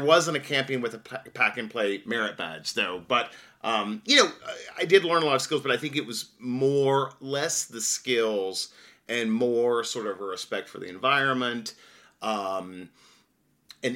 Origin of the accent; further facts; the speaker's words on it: western North Carolina, United States; I grew up in a very small town in rural western North Carolina in the Blue Ridge Mountains.